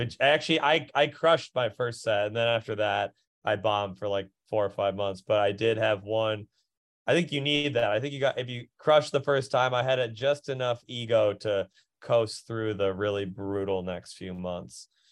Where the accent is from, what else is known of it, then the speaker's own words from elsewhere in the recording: Minneapolis, Minnesota, United States; moved away; I'm from Minneapolis